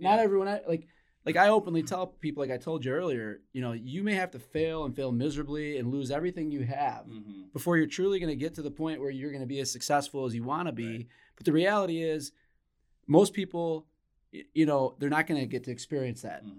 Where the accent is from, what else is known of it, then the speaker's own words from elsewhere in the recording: Flint, Michigan, United States; when I was growing up as a kid in Flint, Michigan